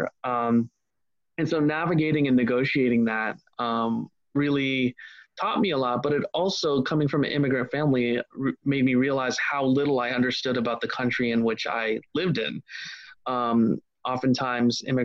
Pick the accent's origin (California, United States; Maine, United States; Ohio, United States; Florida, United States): Ohio, United States; I grew up in Ohio